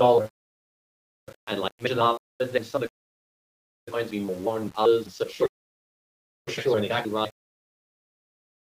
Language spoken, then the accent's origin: English; Australia; now in Philippines; I'm Australian